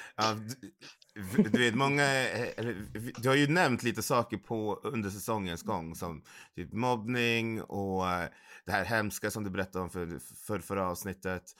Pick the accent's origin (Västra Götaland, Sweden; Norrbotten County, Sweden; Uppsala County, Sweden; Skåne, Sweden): Uppsala County, Sweden; Uppsala; jag är ju från Uppsala. Nu bor jag i Uppsala